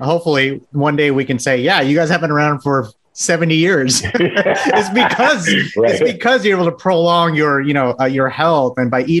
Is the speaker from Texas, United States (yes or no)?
yes; Texas, United States; I'm from Texas, so you're talking to the right person.